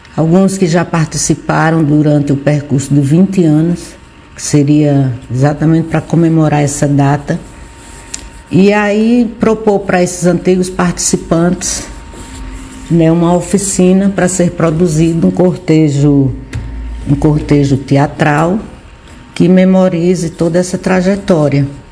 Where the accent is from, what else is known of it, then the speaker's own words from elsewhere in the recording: Barbalha, Ceará, Brazil; Nascida e criada aqui em Barbalha